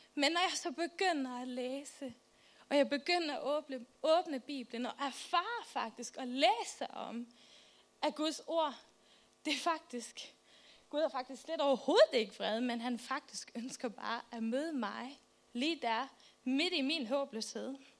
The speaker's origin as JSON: {"language": "Danish", "country": "Faroe Islands", "moved": "yes", "lives_now": "Albertslund, Denmark", "said": "Jeg kommer fra Færøerne"}